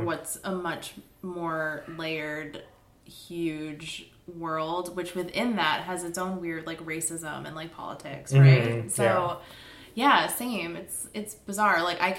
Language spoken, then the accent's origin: English; Valley Stream, New York, United States; moved away as an adult; also born or lived in Boston; now in Minnesota, United States; my town on Long Island, I grew up in Valley Stream, which is, like, a 10-minute drive from JFK Airport. So, like, very close to Queens, like, 20 miles outside of Manhattan.